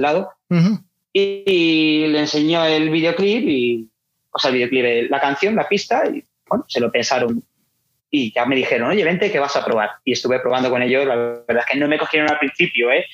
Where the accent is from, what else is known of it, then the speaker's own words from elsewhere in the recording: Elda, Valencian Community, Spain; que es donde nosotros somos, de Elda.